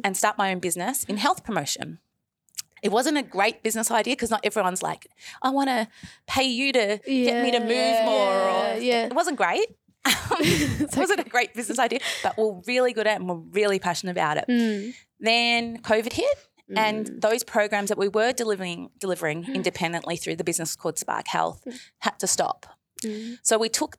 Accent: Melbourne, Victoria, Australia; I'm a Gundajamara woman and my family were very involved in the establishment of Aboriginal health services here in, you know, actually just around the corner from the school in Fitzroy

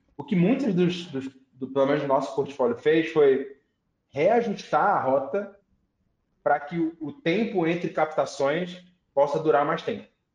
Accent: Recife, Pernambuco, Brazil; moved away; Eu vim de Recife, Pernambuco

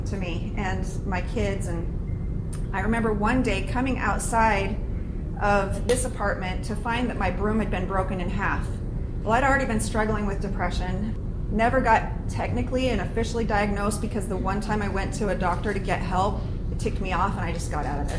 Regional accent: Arizona, United States; moved away as an adult; also born or lived in Utah / Mesa, Arizona; we're from Arizona

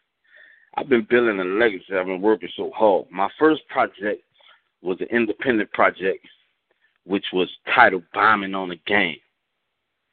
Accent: New Orleans, Louisiana, United States; I'm from New Orleans

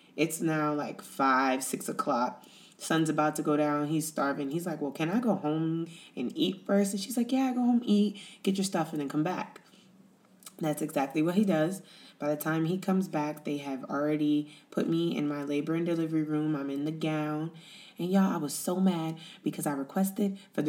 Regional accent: United States; moved away as an adult; now in Italy; we're American

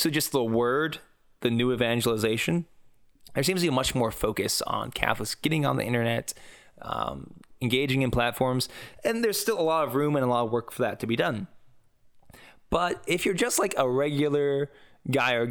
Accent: United States; I'm American

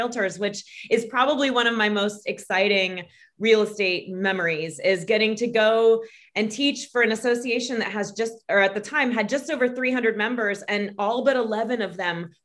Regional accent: Florida, United States; moved away as an adult; also born or lived in Tallahassee; now in Atlanta, United States; I grew up in Florida

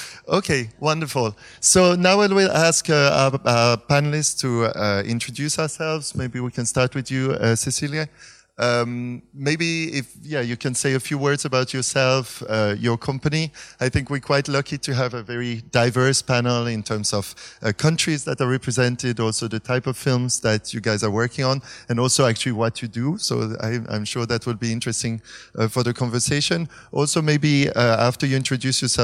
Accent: Switzerland; now in Berlin, Germany; I'm from originally from Switzerland, living in Berlin nowadays

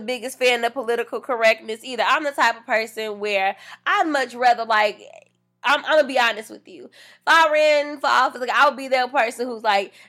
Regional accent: United States

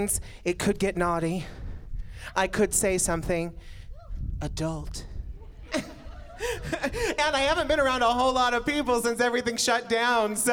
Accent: Emmett, Idaho, United States; as a little baby blonde bombshell growing up in Emmett

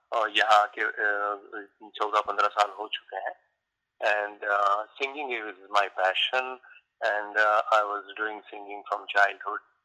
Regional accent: Mumbai, Maharashtra, India; moved away as an adult; now in Stamford, United States; मैं Samford Connecticut में रहता हूँ एंड मैं बॉम्बे का रहने वाला हूँ चेम्बूर बॉम्बे

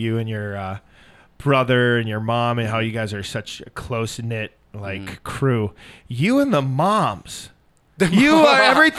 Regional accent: Minnesota, United States; now in Los Angeles, United States; I grew up in Minnesota.

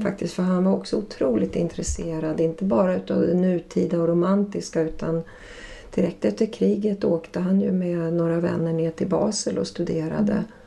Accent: Ludvika, Dalarna County, Sweden; där jag växte upp i Ludvika i Dalarna

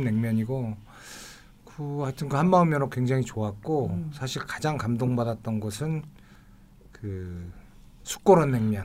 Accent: Busan, South Korea; moved away; 제가 부산에 어렸을 때 좀 살았었거든요.

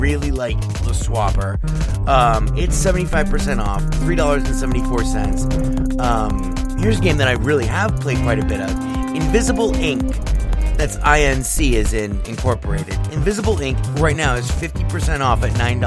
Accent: United States; I'm American

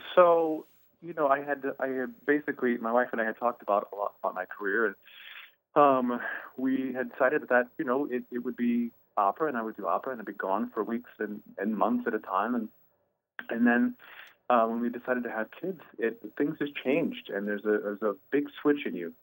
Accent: St. Charles, Illinois, United States; I grew up outside of Chicago in St. Charles, uh, Illinois

